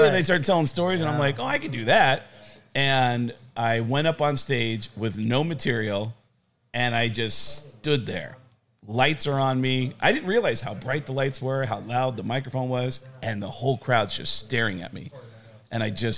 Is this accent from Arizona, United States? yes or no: yes; Arizona, United States; What I did as a kid, growing up in Arizona